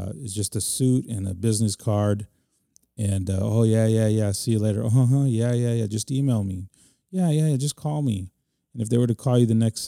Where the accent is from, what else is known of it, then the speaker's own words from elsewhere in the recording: San Antonio, Texas, United States; They were in my hometown on my home turf